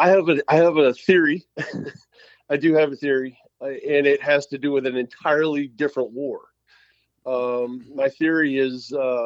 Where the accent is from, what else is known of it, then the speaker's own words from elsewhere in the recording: South Carolina, United States; I grew up in South Carolina